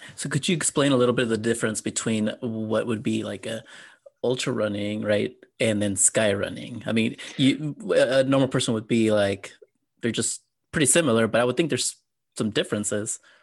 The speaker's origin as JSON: {"language": "English", "town": "San Antonio", "region": "Texas", "country": "United States", "said": "I'm from San Antonio"}